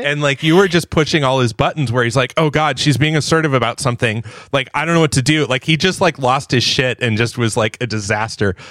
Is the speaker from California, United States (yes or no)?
yes; Southern California, United States; growing up in Southern California